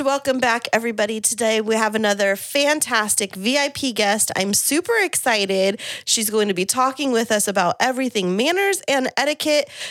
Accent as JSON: {"language": "English", "town": "Kingsburg", "region": "California", "country": "United States", "tie": "born or raised there", "moved": "yes", "said": "where I grew up in Kingsburg"}